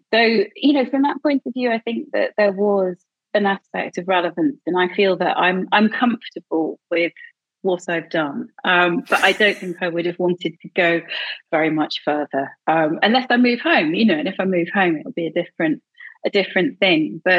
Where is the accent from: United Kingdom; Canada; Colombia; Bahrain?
United Kingdom; Edinburgh, Scotland; It's my hometown. I don't have the accent, but I grew up there. I was there from, you know, I was born there. I was educated there.